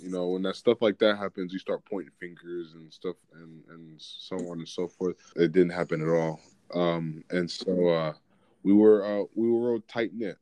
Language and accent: English; Atlanta, Georgia, United States; now in Washington, United States; I'm coming from Atlanta